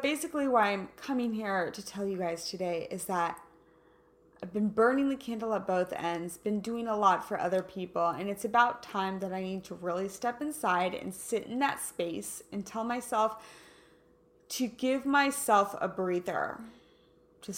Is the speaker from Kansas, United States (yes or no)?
yes; Kansas, United States; now in Southern California, United States; I'm from Kansas